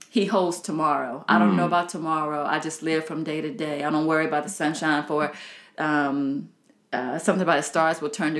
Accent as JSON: {"language": "English", "region": "Southern Virginia", "country": "United States", "said": "I'm from Southern Virginia"}